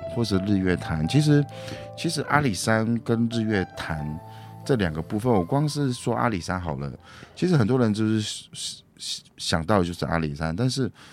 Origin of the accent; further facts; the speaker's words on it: Lanyu, Taitung County, Taiwan; also born or lived in Hualien; 我的家乡蓝屿